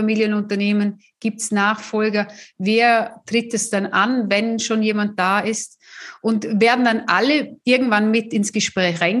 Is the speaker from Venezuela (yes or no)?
no; Austria; Meine Bankerfahrung hat es ja auch gezeigt, bei uns in Österreich gab es ja damals noch die Nummernkonten.